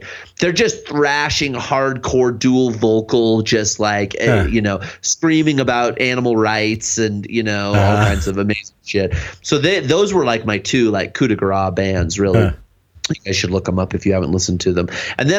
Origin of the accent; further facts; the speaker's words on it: Spokane, Washington, United States; moved away; the Spokane scene, because I'm from Spokane, Washington, originally Washington State